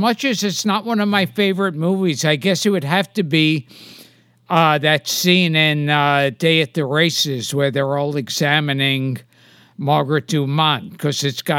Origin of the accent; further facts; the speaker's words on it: Palermo, Sicily, Italy; And I was born and raised in Palermo.